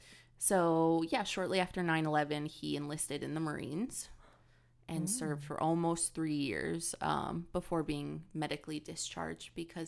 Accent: Midwest, United States; I grew up in the Midwest. There's not a lot to do.

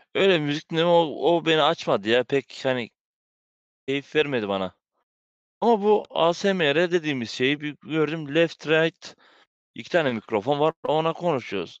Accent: Bulgaria; also born or lived in Belgium; biz Bulgaristanlıyız

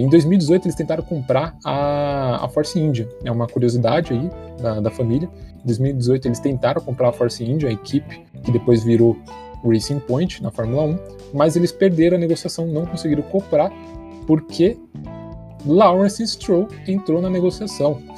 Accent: Brazil; de um lugar conhecido entre nós brasileiros

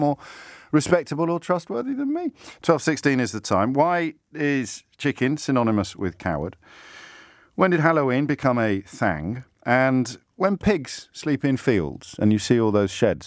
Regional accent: England, United Kingdom; as an English lad

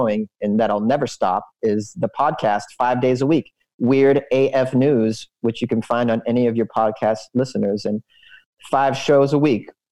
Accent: United States; I grew up in the United States

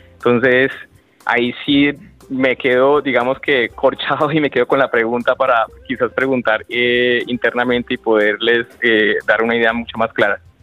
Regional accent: Colombia; nosotros como colombianos

